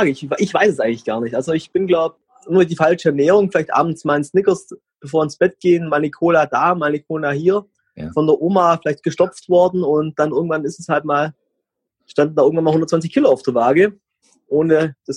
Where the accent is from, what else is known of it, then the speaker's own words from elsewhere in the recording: Heidenheim, Baden-Württemberg, Germany; Ich komme aus Heidenheim, das ist in Baden-Württemberg bin, ich werde jetzt 40 Jahre alt